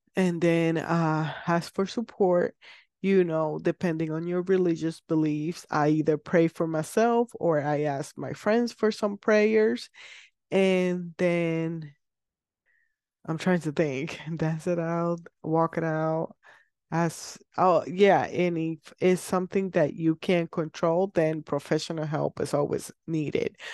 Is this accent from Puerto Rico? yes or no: yes; Puerto Rico; I am from Puerto Rico